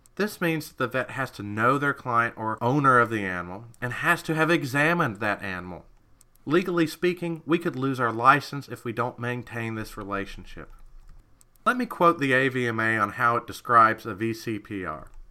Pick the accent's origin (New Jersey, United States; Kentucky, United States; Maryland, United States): Kentucky, United States; I'm from Kentucky